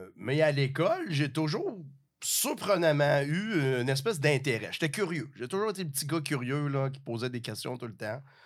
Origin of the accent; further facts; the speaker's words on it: Rivière-du-Loup, Quebec, Canada; je viens de, la région, je viens du Bas-Saint-Laurent, petite ville, Rivière-du-Loup